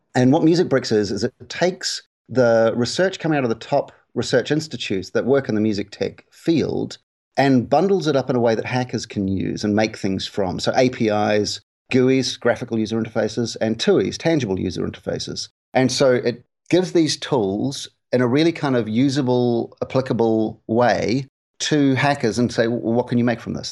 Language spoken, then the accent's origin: English; New Zealand; moved away as an adult; also born or lived in United Kingdom; I'm from New Zealand originally, where I was in radio for a long time